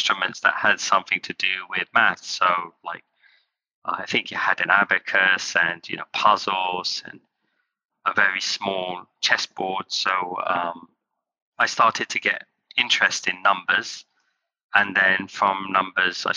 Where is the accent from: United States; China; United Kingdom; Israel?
United Kingdom; Kent, South East England; also born or lived in London; I was born in London and I grew up in Kent, which was quite nice, or green and scenic.